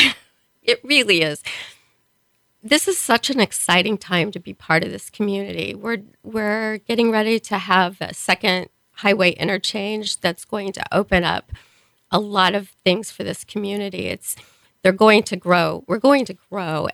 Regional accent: Springfield, Missouri, United States; moved away as an adult; now in Kearney, United States; I was born in Springfield, Missouri. Um, went to school, high school there.

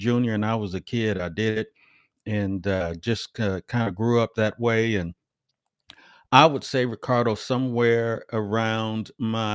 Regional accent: Omaha, Nebraska, United States; I was born and raised in Omaha, Nebraska

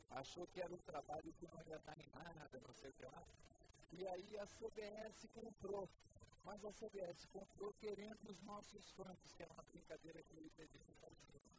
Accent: São Paulo, Brazil; eu sou de São Paulo, já ouvi vocês muito em São Paulo

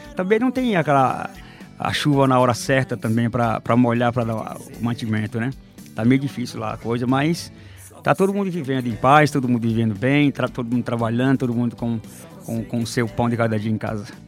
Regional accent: Barro Alto, Bahia, Brazil; Sou baiano, natural de uma cidade chamada Barro Alto

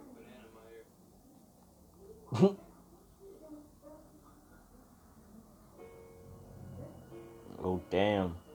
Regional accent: South Africa; I'm not in America. I'm from South Africa.

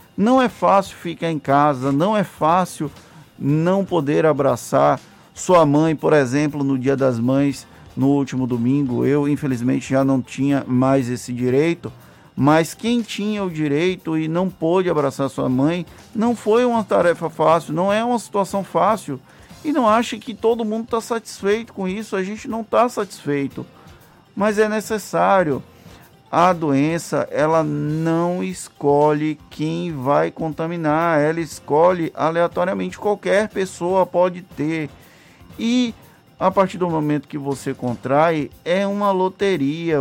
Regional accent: Valença, Bahia, Brazil; eu sou da cidade de Valença

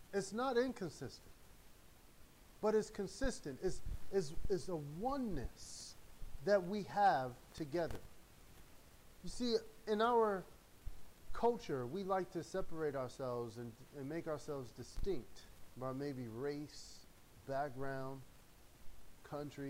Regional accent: United States; I'm American, man, I'm American

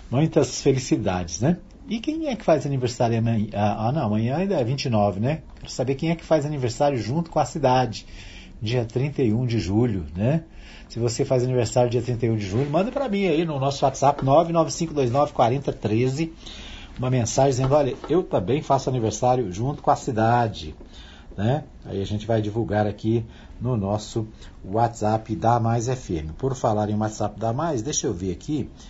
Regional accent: Minas Gerais, Brazil; now in Anápolis, Brazil; Eu estou em Anápolis desde 1972, quando nós viemos de Minas Gerais, meu pai, minha mãe, Dona Maria, meu pai, seu divino Lucas, né? E sete filhos, sete irmãos. Eu era o mais velho, né?

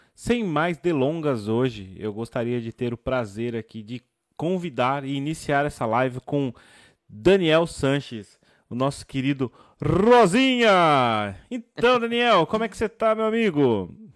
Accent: São Paulo, Brazil; moved away as an adult; also born or lived in Rio Claro, São Paulo; now in Portugal; sou de São Paulo, São Paulo, mas nos últimos anos eu, eu vivi quatro anos em Rio Claro, interior de São Paulo

